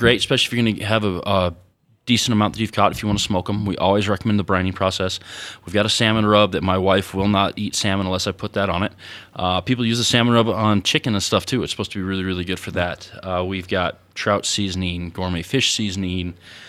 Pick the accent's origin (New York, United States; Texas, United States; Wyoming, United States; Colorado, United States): Wyoming, United States; and they thought we were behind the times, you know, because we're from Wyoming.